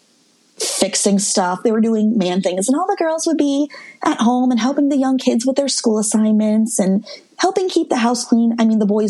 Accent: Midwest, United States; I'm from the Midwest

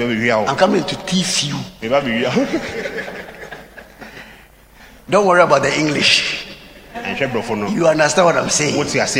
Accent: Koforidua, Eastern Region, Ghana; born there; And I was born in Koforidua.

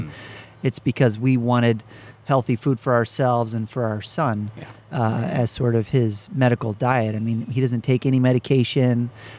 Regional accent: Wisconsin, United States; also born or lived in Arizona / Utah / California / Idaho; But I grew up most of my childhood in Wisconsin from about 11 to 28.

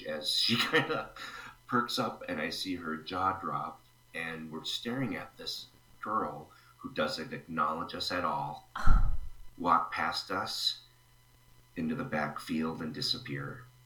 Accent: Stillwater, Minnesota, United States; I grew up about 20 miles east of St. Paul in a town named Stillwater, Minnesota, along the St. Croix River

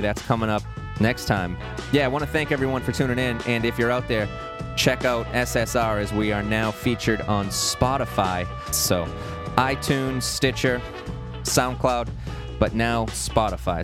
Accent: Massachusetts, United States; Springfield, Massachusetts, my home state

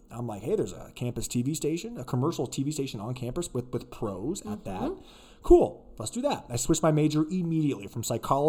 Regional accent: Arthur, Illinois, United States; moved away as an adult; also born or lived in Alabama / Kansas City; I'm from Arthur, Illinois.

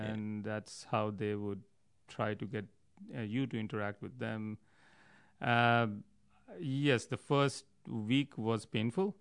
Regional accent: New Delhi, Delhi, India; I grew up in New Delhi, India

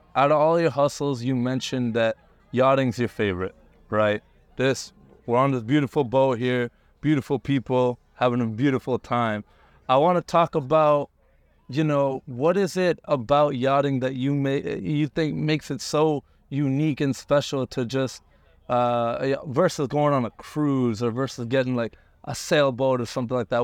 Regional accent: Canada; also born or lived in India; I immigrated to Canada when I was, like, one. So I'm basically Canadian

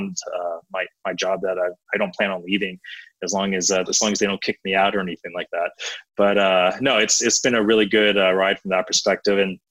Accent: Atlanta, Georgia, United States; I grew up in Atlanta

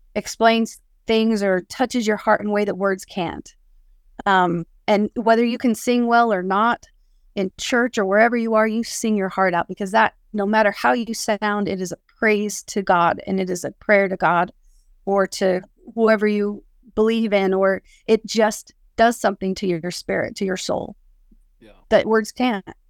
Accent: West Valley City, Utah, United States; I grew up in Salt Lake, at uh, West Valley City.

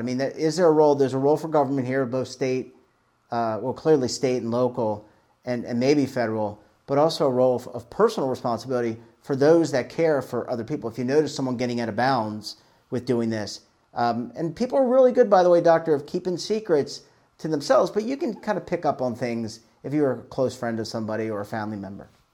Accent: Baltimore, Maryland, United States; moved away; I'm originally from Baltimore

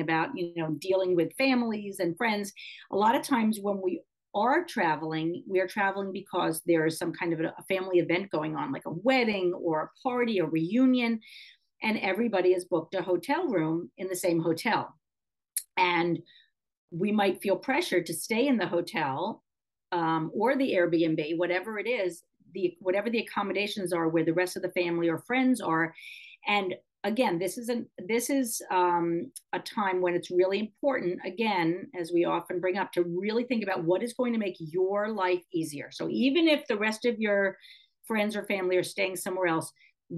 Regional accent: New York City, New York, United States; growing up in New York City in an apartment building that had an elevator.

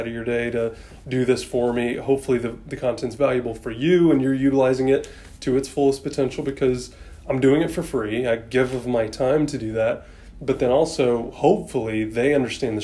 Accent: Atlanta, Georgia, United States; also born or lived in Sandy Springs, Georgia; we've only lived in this area for 8 years, but I was born and raised in Atlanta

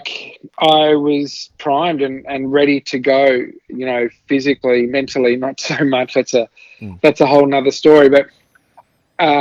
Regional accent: Adelaide, South Australia, Australia; also born or lived in Southeast Asia; I moved with my family to Australia when I was about 5 and a half.

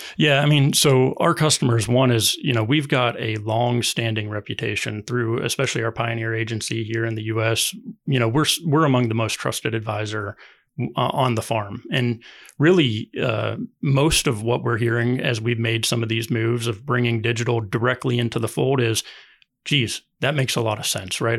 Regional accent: Ohio, United States; moved away as an adult; also born or lived in Durham, North Carolina; I grew up farming in Ohio

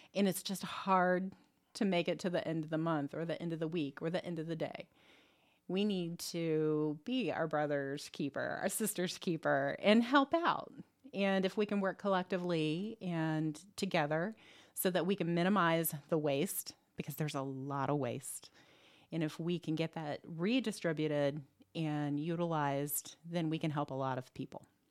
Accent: Muncie, Indiana, United States; also born or lived in Arizona; I grew up around Ball State University's campus

